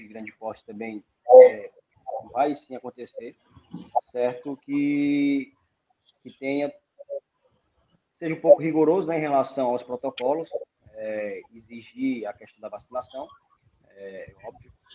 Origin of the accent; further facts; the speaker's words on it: Sobral, Ceará, Brazil; sou de Sobral